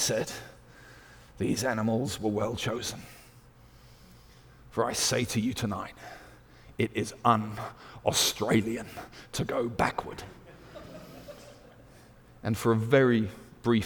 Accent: United Kingdom; accent: British; also born or lived in Zimbabwe; my British accent

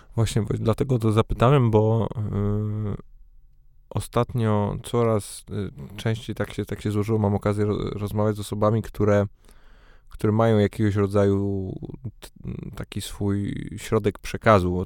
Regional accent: Poznań, Greater Poland, Poland; now in Warsaw, Poland; urodziłem się w Poznaniu, mieszkam w Warszawie

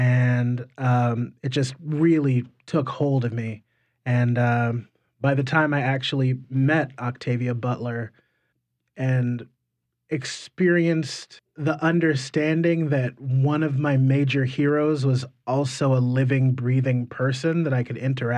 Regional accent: Wiesbaden, Hesse, Germany; born there; And so I was born in Wiesbaden, Germany instead. So we traveled around an awful lot.

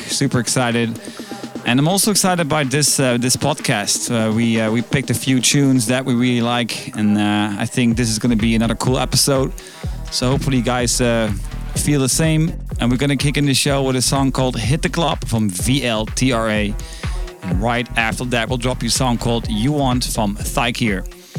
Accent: Netherlands; moved away; from Eindhoven, the Netherlands. Yes, I'm back in town. I'm back in my home country where it all began.

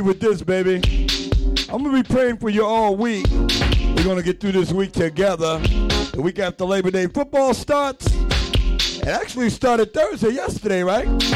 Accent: New York City, New York, United States; My hometown, New York City

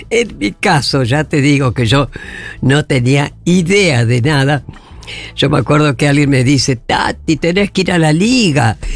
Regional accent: Paraná, Entre Ríos, Argentina; CAMS de Paraná … somos de Paraná, que vamos a pasar las vacaciones.

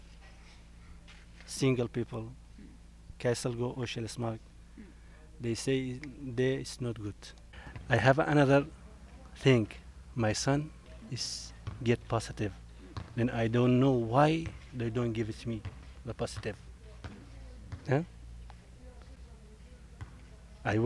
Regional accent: Iraq; now in Denmark

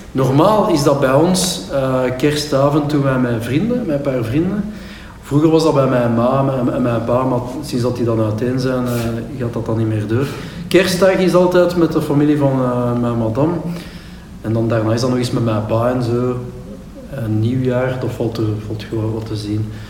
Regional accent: Pepingen, Flanders, Belgium; bij ons in Pepingen

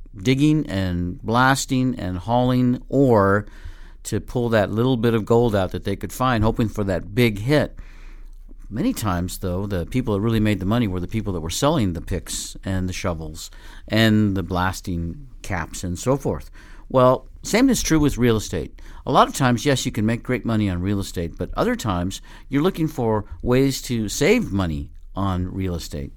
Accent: Colorado, United States; also born or lived in Northern Nevada; now in Nevada, United States; my hometown in Colorado where I grew up on the, on the farm

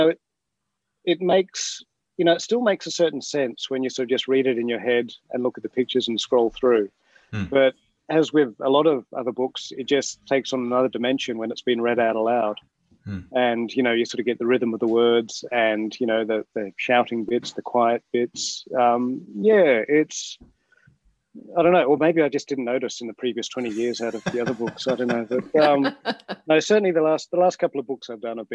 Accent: Adelaide, South Australia, Australia; moved away as an adult; now in Sydney, Australia; I grew up in Adelaide, so I'm an AFL head. So, and I moved to Sydney

